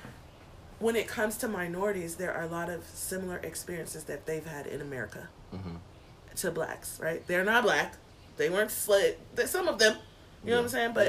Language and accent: English; California, United States; moved away; growing up in California